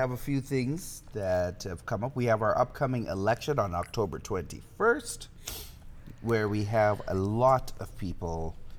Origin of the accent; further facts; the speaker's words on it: Canada; Me being Canadian.